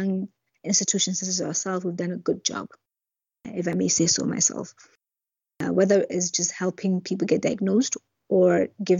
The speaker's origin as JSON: {"language": "English", "country": "Lesotho", "tie": "born or raised there", "also_born_or_lived": "Botswana", "said": "I was from Lesotho"}